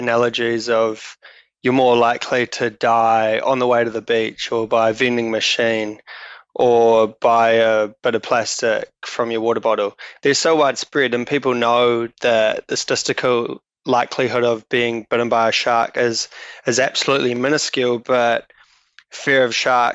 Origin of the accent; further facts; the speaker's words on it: Auckland, New Zealand; also born or lived in Dunedin; now in Wellington, New Zealand; I was born in Auckland